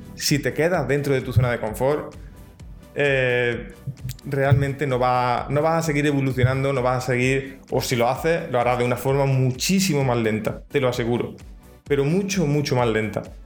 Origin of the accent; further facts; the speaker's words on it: Andalusia, Spain; accent: Andalusian; yo soy de Andalucía, aquí en España, y, mi dicción no es lo mismo que una dicción de, alguien de Madrid